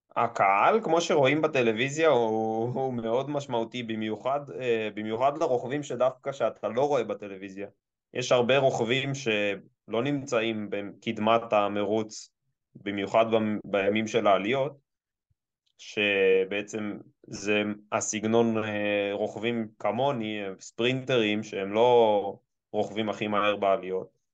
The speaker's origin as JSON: {"language": "Hebrew", "country": "Israel", "said": "אני ישראלי"}